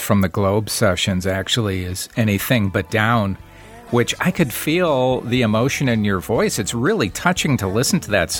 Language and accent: English; Wisconsin, United States; moved away; I'm from Wisconsin originally